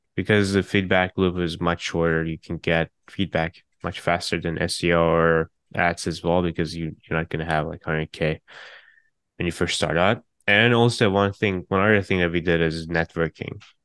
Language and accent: English; Turkey; now in San Francisco, United States; I'm from Turkey